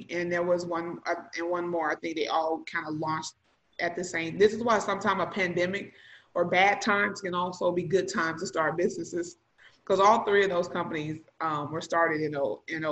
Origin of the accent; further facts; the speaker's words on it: Illinois, United States; moved away; also born or lived in Missouri / Texas; I was born in Illinois.